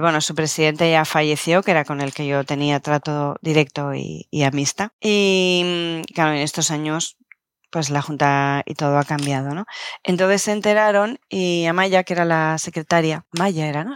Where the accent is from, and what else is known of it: Canary Islands, Spain